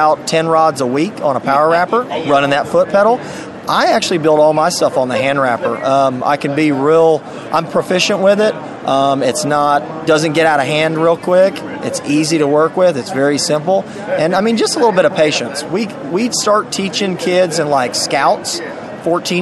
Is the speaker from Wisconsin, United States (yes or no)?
no; Jacksonville, Florida, United States; now in Oviedo, United States; So originally from Jacksonville, moved down to the central part of the state.